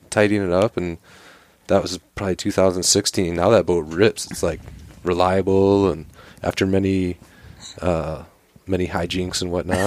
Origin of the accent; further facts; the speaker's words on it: Michigan, United States; moved away; also born or lived in Seattle; I grew up hunting white-tailed deer in the Midwest there in Michigan, but lived a number of years in Seattle